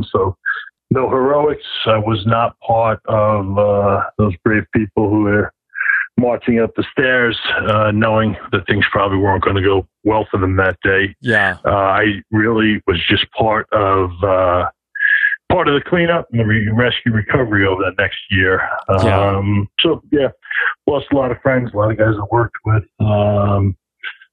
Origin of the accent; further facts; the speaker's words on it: New York, United States; as a New Yorker